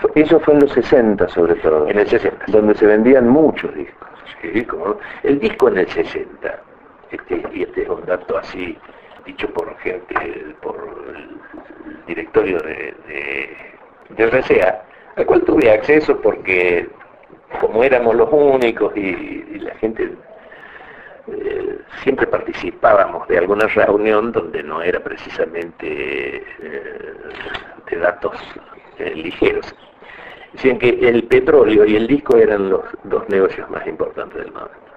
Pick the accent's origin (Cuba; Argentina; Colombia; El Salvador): Argentina; Córdoba; como cordobés